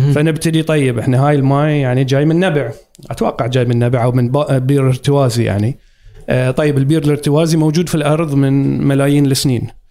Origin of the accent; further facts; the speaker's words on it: Muharraq, Muharraq Governorate, Bahrain; moved away as an adult; also born or lived in England; كبرت وربيت في آه، مدينة المحرق القديمة